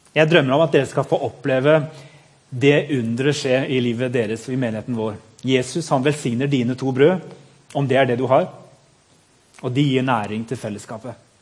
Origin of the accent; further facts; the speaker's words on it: Madagascar; moved away; jeg er født på Madagaskar